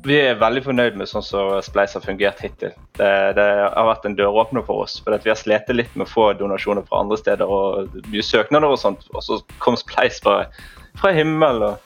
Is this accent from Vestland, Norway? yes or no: yes; Bergen, Vestland, Norway; moved away as an adult; jeg er født og oppvokst i Bergen.